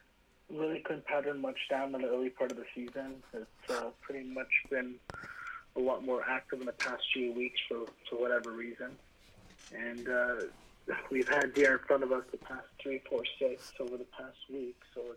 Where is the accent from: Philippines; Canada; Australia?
Canada; Vaughan, Ontario; So I'm from Vaughan.